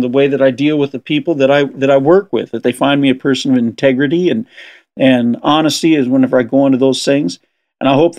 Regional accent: Southern California, United States; I grew up in Southern California

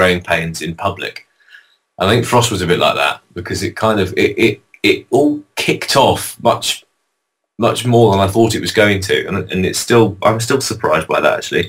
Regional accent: London, United Kingdom; I'm some bloke from London.

